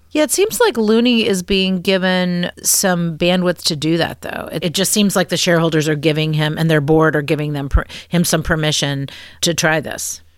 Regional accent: Virginia, United States; I was born and raised in the Commonwealth of Virginia

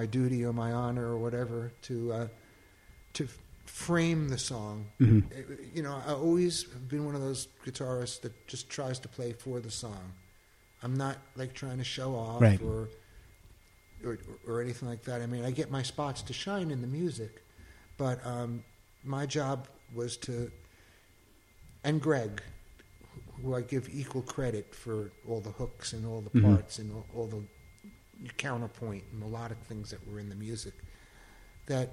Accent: Long Island, New York, United States; I grew up in Long Island

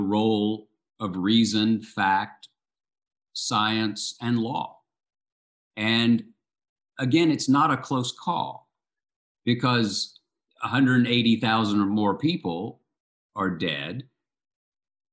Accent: the South, United States; I grew up in the South, I moved my family back here

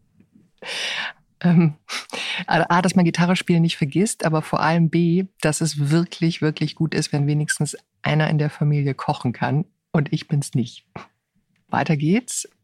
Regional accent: Bonn, North Rhine-Westphalia, Germany; moved away; ich komme ursprünglich aus Bonn

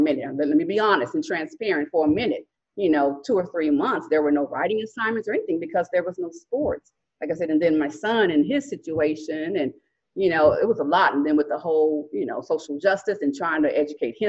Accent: Dallas, Texas, United States; I was born and raised in Dallas, in the Metroplex, the DFW

